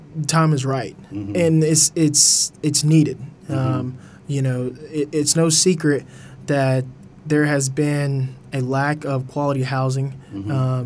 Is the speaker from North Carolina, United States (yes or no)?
yes; the Triad, North Carolina, United States; born and raised in the Triad, you know, so working for the city, it means a lot that I can, you know, really give back. You know, High Point, Greensboro, Winston-Salem, they really raised me.